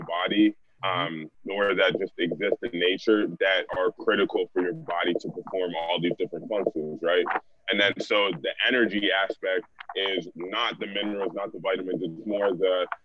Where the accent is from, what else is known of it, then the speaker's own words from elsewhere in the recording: Broward County, South Florida, United States; also born or lived in New England; I grew up here down in South Florida, Broward County specifically